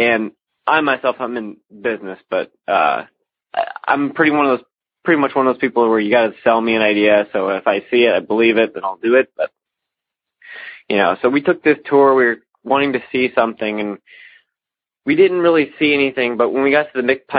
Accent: Alton, Illinois, United States; I'm from the Alton area of Illinois

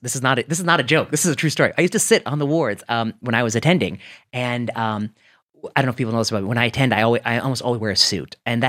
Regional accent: Cleveland, Ohio, United States; I grew up in Cleveland area

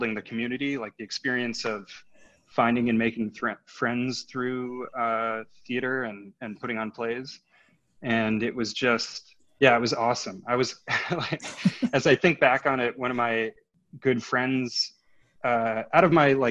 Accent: Minneapolis, Minnesota, United States; now in California, United States; I'm from Minneapolis, Minnesota

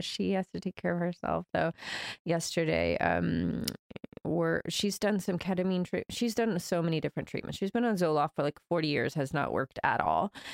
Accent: Georgia, United States; moved away as an adult; also born or lived in Brazil / New York; I grew up in Georgia, um, my dad's from Brazil, so I spent my summers in Brazil as a kid

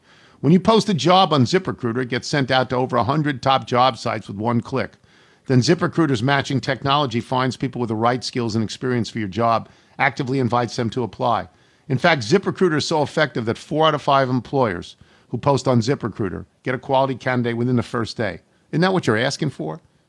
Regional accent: New York, United States; moved away; where I grew up in New York

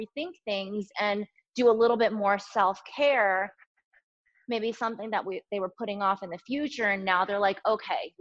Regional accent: Delaware, United States; moved away as an adult; also born or lived in Boston, Massachusetts; now in Los Angeles, United States; I was born and I grew up in Delaware on the East Coast.

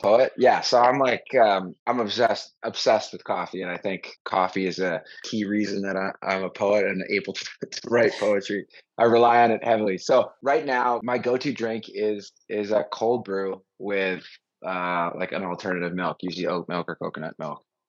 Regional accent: Vancouver, British Columbia, Canada; also born or lived in Montreal / Los Angeles / Venice; now in Austin, United States; Canadian, Vancouver

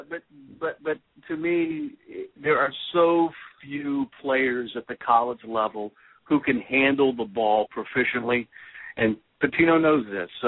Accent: Detroit, Michigan, United States; moved away; I'm originally from Detroit. I'm a big Michigan fan

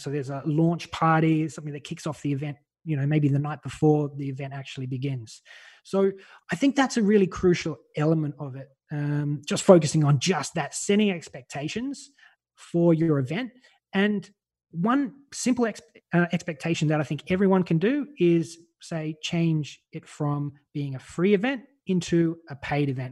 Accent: Australia; now in Malta; I'm Australian. You can probably tell by my voice.

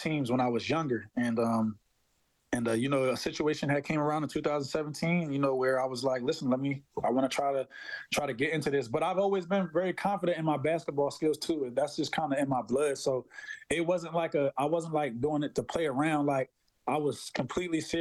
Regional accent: Philadelphia, Pennsylvania, United States; moved away as an adult; I'm from Philadelphia originally

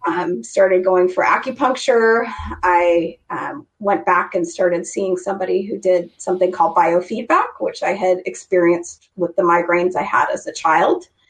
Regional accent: Idaho, United States; I grew up in Idaho. I grew up in a small town.

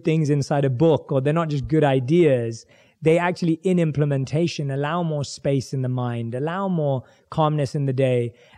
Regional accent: London, United Kingdom; born and raised in London

